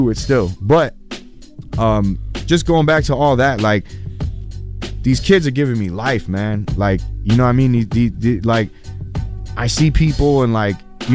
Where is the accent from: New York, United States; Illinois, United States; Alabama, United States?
Illinois, United States; Chicago; I'm a kid from Chicago Avenue. I grew up in a neighborhood that was tough